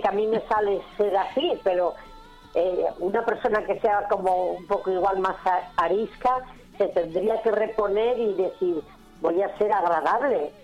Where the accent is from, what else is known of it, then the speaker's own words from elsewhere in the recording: San Sebastián, Basque Country, Spain; accent: northern; moved away as an adult; now in Madrid, Spain; nací en San Sebastián. O estoy muy mezclada, muy mezclada. Pero dicen que el hablar y el acento del norte no se me va, nunca se me ha ido.